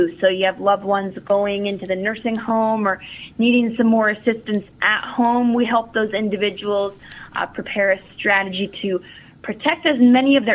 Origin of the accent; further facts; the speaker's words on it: Kenton, Ohio, United States; also born or lived in Grandview, Ohio; I'm originally from Kenton, Ohio